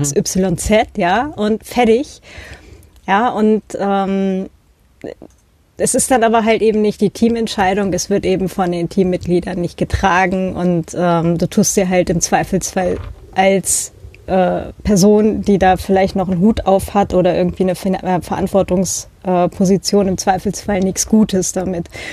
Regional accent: Northern Germany, Germany; now in Austria; ich bin ja auch halt in Norddeutschland aufgewachsen

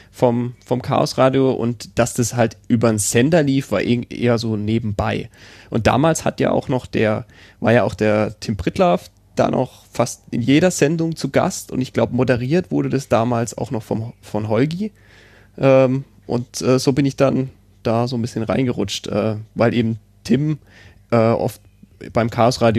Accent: Karlsruhe, Baden-Württemberg, Germany; Äh, also ich komme ja aus Karlsruhe, da ist er ja gar nicht empfangbar

